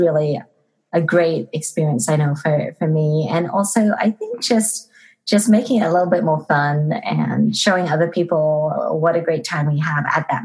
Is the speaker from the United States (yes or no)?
no; Liverpool, North West England, United Kingdom; moved away; I'm originally from England, if you didn't know. And I'm from Liverpool.